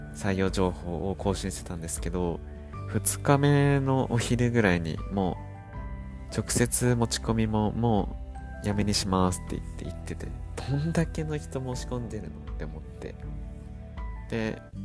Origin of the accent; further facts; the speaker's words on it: Japan; moved away as an adult; now in Blenheim, New Zealand; 「どこから来たのどこ出身?」って聞かれて「日本だよ」って言ったら